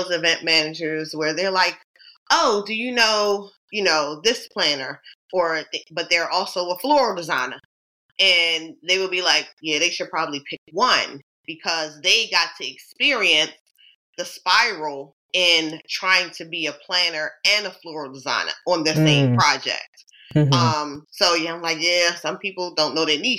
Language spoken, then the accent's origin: English; Baltimore, Maryland, United States; also born or lived in New York City; I was born and raised in Baltimore, Maryland